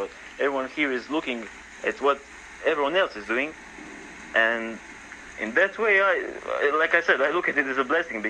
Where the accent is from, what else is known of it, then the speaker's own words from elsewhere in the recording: Croatia; I grew up in Croatia. I'm still in Croatia.